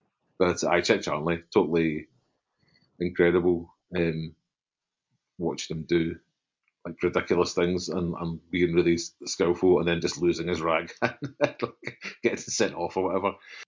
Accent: Glasgow, Scotland, United Kingdom; I grew up in Broomhill. And I was aware that Partick was the next bit to us

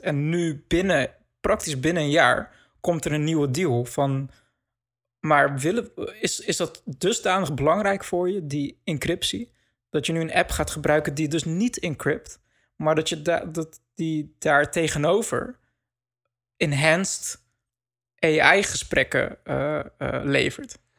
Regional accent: Netherlands; wij als Nederlanders

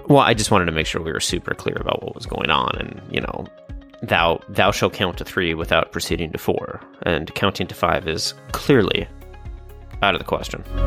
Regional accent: Chicago, Illinois, United States; growing up in Chicago

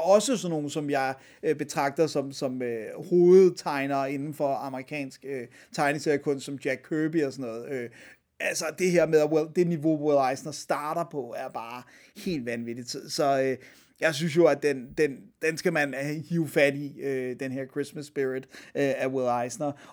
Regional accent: Denmark; her hjemme i Danmark

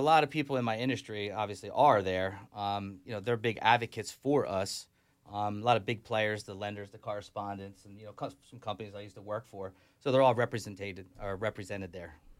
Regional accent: Delaware County, Pennsylvania, United States; I'm from Delco.

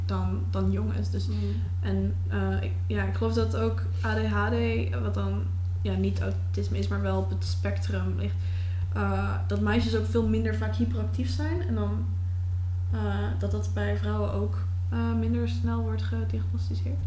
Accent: Netherlands; als een Nederlander met anxiety

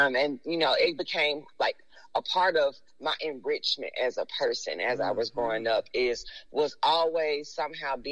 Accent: Memphis, Tennessee, United States; I am from Whitehaven

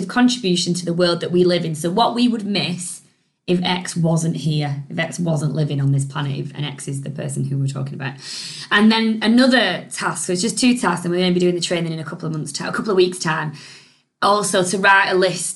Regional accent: United Kingdom; we're British

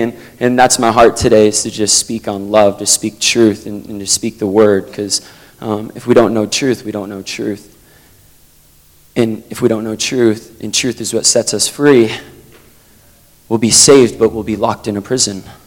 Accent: Vermont, United States; I'm from Vermont in the United States.

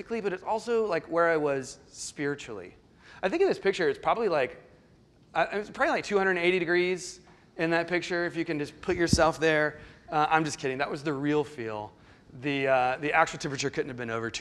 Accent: the Lowcountry, the South, United States; moved away as an adult; And I grew up in the South, and I grew up in the Low Country, one of the few. And born and raised

